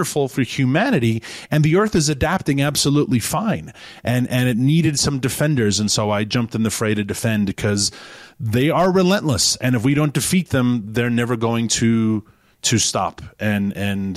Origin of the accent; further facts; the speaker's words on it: New York City, New York, United States; moved away as an adult; also born or lived in Washington, D.C. / rural Virginia; now in Virginia, United States; I'm from New York City originally.